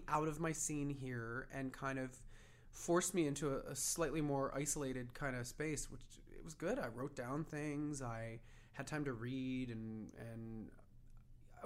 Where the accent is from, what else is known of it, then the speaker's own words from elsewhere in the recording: San Diego, California, United States; now in Los Angeles, United States; I grew up in San Diego, but I moved here right after high school